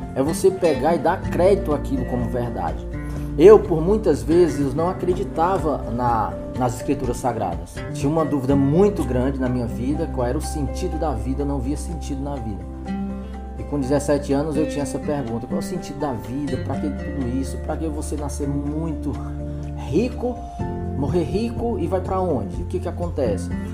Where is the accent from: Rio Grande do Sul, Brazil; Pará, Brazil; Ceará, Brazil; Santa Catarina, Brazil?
Ceará, Brazil; Aqui no Nordeste, nós somos aqui do Ceará